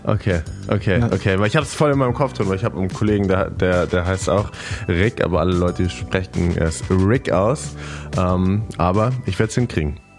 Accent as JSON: {"language": "German", "region": "near Lisbon", "country": "Portugal", "tie": "born or raised there", "moved": "yes", "said": "Und ich bin in Portugal geboren, meine Eltern sind beides Deutsche, aber mein Dad hat länger in Portugal gearbeitet und dann bin ich da geboren"}